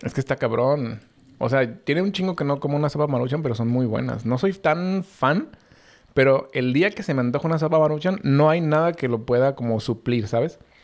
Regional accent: Mexico; nosotros somos los hijos de Estados Unidos que no queremos ser sus hijos

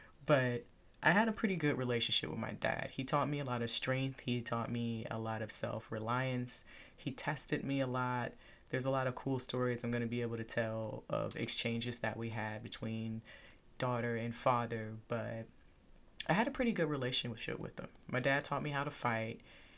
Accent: Lufkin, Texas, United States; born there; So I was born in Texas. I was born in a little town called Lufkin.

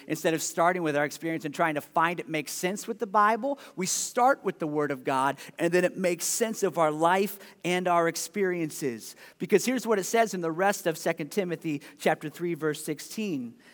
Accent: Ohio, United States; now in Des Moines, United States; I was growing up in Ohio

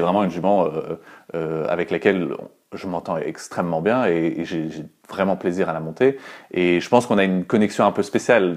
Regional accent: northern France, France; moved away as an adult; now in Brussels, Belgium; je suis parti du nord de la France et j'ai choisi d'aller euh, en Belgique

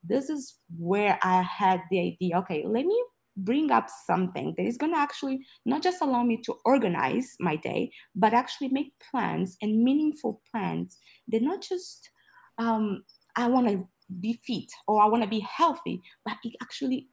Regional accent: Angola; now in Texas, United States; I am speaking right now from Texas, but I'm originally from Angola, a country in Southwest Africa.

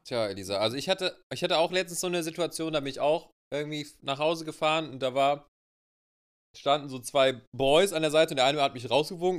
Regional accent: Germany; wir uns dann auch einfach als Deutsche

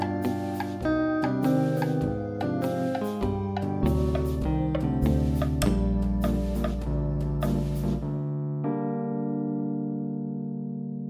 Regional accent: United States; I'm American

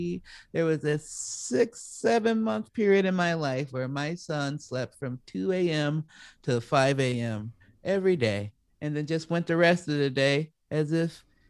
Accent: Chicago, Illinois, United States; also born or lived in Oregon; now in Los Angeles, United States; I was raised in Chicago, but I was born here in Los Angeles and I came back here

